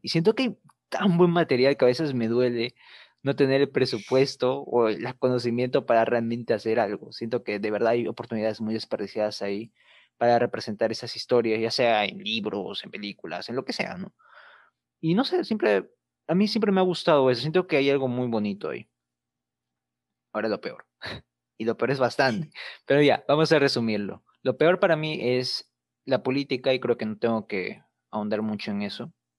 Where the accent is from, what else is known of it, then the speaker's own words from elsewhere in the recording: Peru; Perú siempre ha sido un país caracterizado por ser muy bizarro.